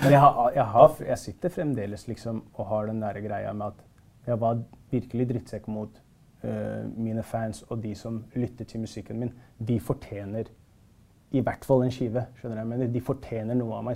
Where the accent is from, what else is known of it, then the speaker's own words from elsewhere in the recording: Oslo, Norway; jeg er fra Stovner